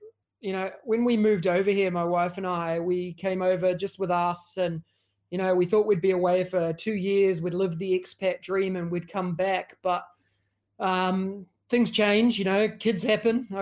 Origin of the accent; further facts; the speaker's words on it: New Zealand; moved away as an adult; now in Singapore; a student and a kid growing up in New Zealand